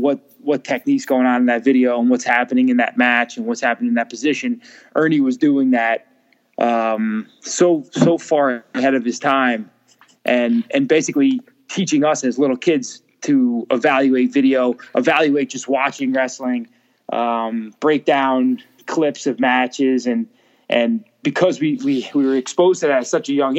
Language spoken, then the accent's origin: English; Lyndhurst, New Jersey, United States; I'm from Lyndhurst.